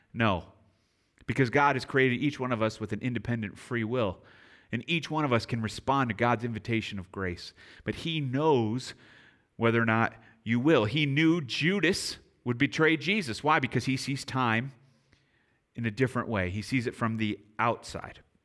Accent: near Chicago, Illinois, United States; moved away; also born or lived in San Antonio; I grew up near Chicago

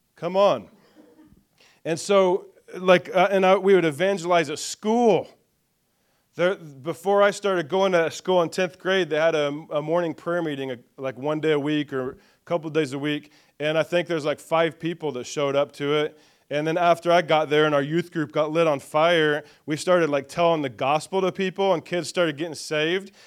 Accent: Greenfield, Indiana, United States; was born in Greenfield, Indiana, though, and grew up around the Greenfield and Shirley area, kind of the Hancock County, it's kind of my main growing up area.

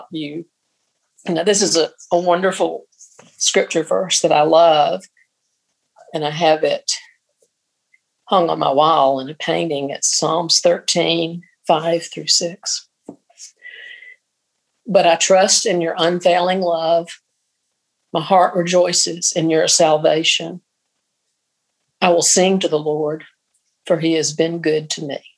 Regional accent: Mississippi, United States; moved away; And since I came from Mississippi and I've only lived here nine years, you know, I have dear friends in Mississippi that I long to see.

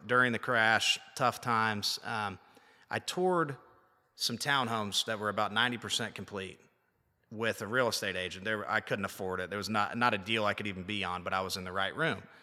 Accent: Liberty, Indiana, United States; moved away as an adult; now in Nashville, United States; We were high school wrestling teammates, good buddies, um, from a small little town, Liberty, Indiana

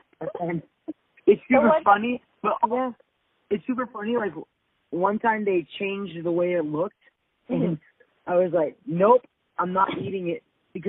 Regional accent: United States; as an American

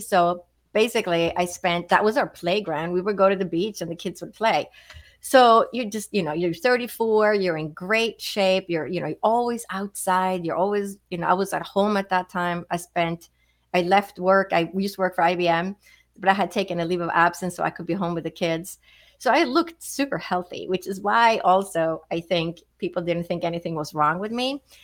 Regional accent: Stockholm, Stockholm County, Sweden; moved away as an adult; now in United States; I grew up in Sweden, so I didn't move to the United States until I was 21.

